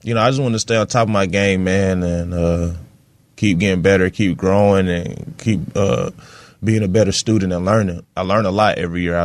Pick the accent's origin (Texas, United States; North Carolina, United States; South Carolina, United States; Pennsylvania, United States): North Carolina, United States; Fayetteville; I'm from Cherry Gardens, bro, Section 8.